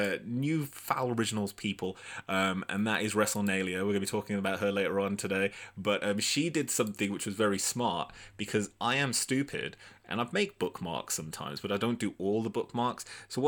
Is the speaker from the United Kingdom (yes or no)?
yes; Birmingham, West Midlands, United Kingdom; I'm from Birmingham and I clicked that, and I would definitely suggest that you do not click it.